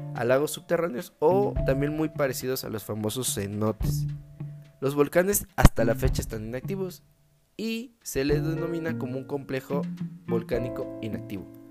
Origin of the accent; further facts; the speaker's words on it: Guanajuato, Mexico; la tierra donde yo nací